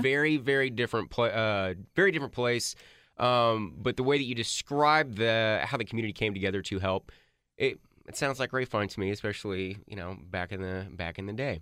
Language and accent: English; Grapevine, Texas, United States; I grew up in Grapevine